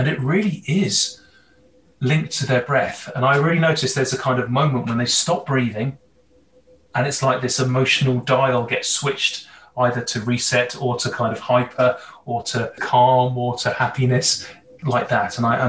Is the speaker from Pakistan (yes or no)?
no; England, United Kingdom; moved away as an adult; now in Canada; Well, from my accent, from my Hollywood villain accent, probably tell that I'm not Canadian. I've been here just over a year as a resident